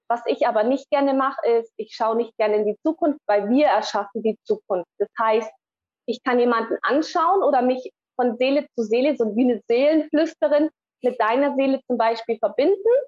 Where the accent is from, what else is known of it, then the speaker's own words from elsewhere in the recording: Bavaria, Germany; Und ja, so sind wir dann im Allgäu aufgewachsen.